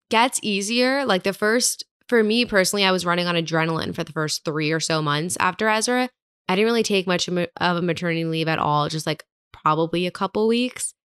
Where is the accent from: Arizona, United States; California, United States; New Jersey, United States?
New Jersey, United States; Hillsborough; moved away as an adult; also born or lived in New York City; now in Hoboken, United States; I'm from New Jersey